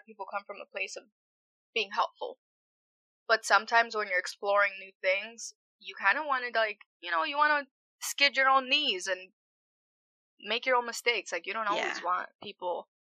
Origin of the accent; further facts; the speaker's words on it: Springfield, Massachusetts, United States; my mom and dad, they're Puerto Rican. And I was born in Massachusetts, in Springfield